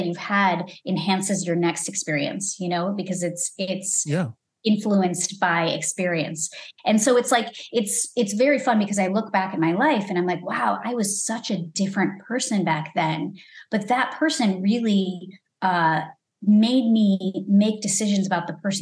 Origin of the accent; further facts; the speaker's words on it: Lombard, Illinois, United States; moved away as an adult; also born or lived in Elmhurst, Illinois; now in Los Angeles, United States; I grew up in Lombard, Illinois, and I went to school in Elmhurst, Illinois